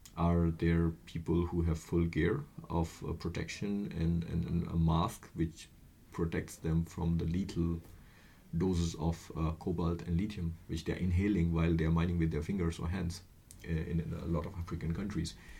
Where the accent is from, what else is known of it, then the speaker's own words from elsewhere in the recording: India; moved away; I'm from India